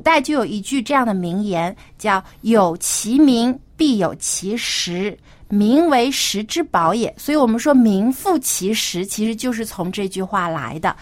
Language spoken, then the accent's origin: Chinese; China; 我们中国人